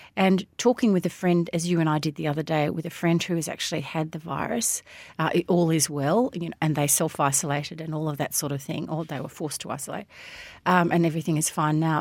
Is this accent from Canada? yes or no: no; Melbourne, Victoria, Australia; when I was a kid growing up in Hampton and Sandringham